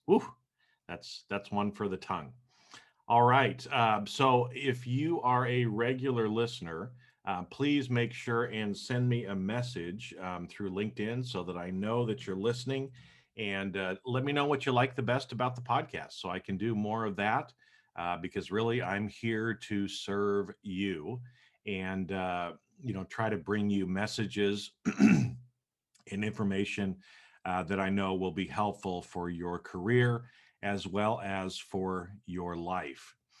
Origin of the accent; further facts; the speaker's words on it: Boise, Idaho, United States; moved away as an adult; now in Los Angeles, United States; I grew up in Boise, Idaho.